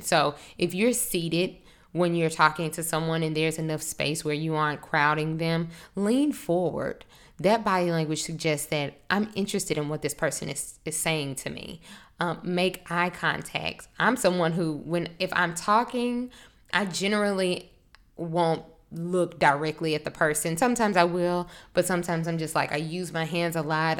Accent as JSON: {"language": "English", "town": "Monroe", "region": "Louisiana", "country": "United States", "tie": "born or raised there", "moved": "as an adult", "lives_now": "New Orleans, United States", "said": "I'm from North Louisiana, a small town. I don't know if you're familiar with Monroe, it's kind of close to Shreveport. Um, I, I grew up there"}